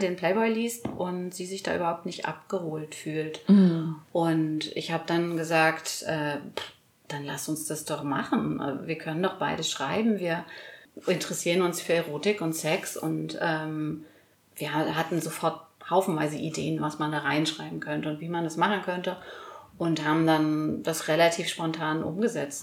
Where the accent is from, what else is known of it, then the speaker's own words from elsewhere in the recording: East Germany, Germany; wir sind alle aus Ostdeutschland.